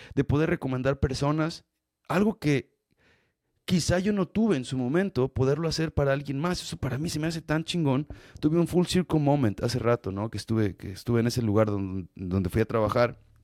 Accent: Mexico; soy mexicano

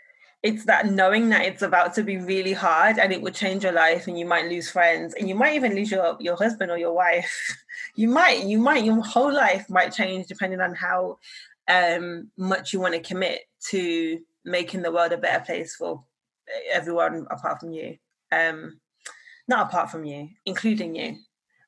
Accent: Birmingham, West Midlands, United Kingdom; now in London, United Kingdom; I'm from Birmingham

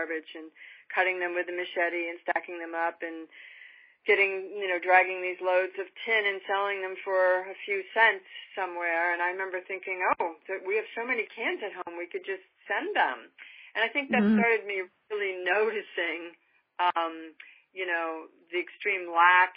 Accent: New York, United States; moved away as an adult; now in California, United States; I grew up in a particularly affluent area of New York

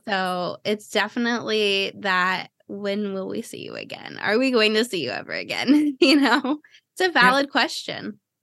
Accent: Cleveland, Ohio, United States; now in Florida, United States; I grew up in Cleveland

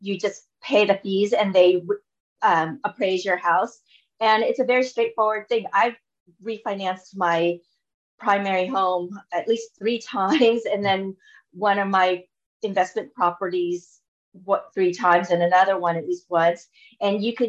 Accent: Orange County, California, United States; moved away as an adult; also born or lived in Los Angeles; now in Toronto, Canada; I'm originally from Orange County. So an hour south of Los Angeles

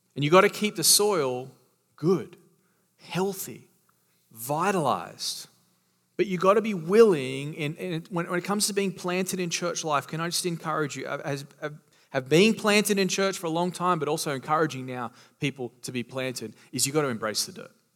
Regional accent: Australia; now in Florida, United States; I am from Australia

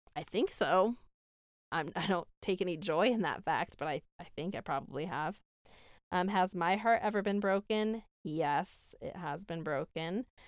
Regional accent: Syracuse, New York, United States; now in Utah, United States; I grew up in Syracuse, New York, somewhere upstate

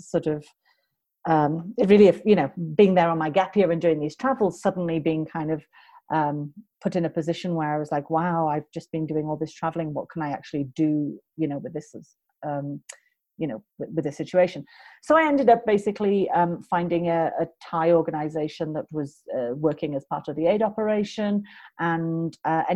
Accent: United Kingdom; moved away as an adult; also born or lived in United States; I am British.

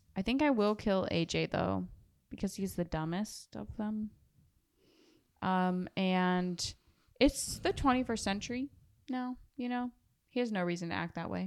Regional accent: the Bible Belt, United States; We're from the Bible Belt

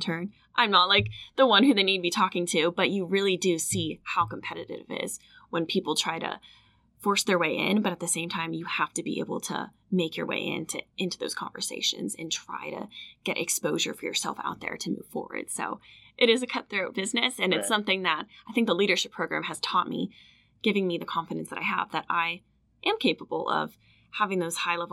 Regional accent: Virginia, United States; I'm from Virginia

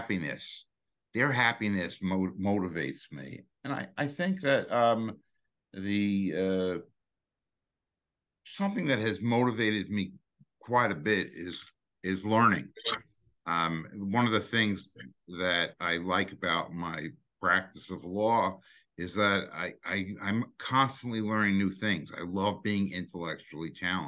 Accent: New York City, New York, United States; I grew up in Brooklyn.

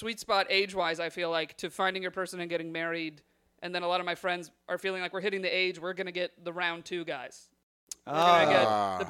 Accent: United States; I was born in America. So that's all I'd like to say. I'm actually Italian-American, technically.

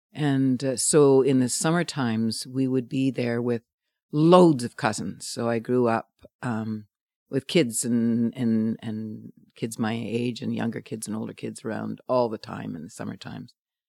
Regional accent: Montreal, Quebec, Canada; I grew up in just outside of Montreal, French Canadian, Irish, Australian combination family, 9 kids though, a Catholic family

